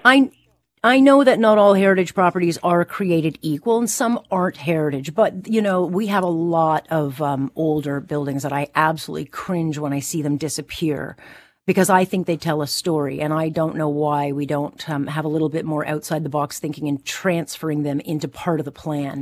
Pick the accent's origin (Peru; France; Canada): Canada; Hamilton, Ontario; I come from Hamilton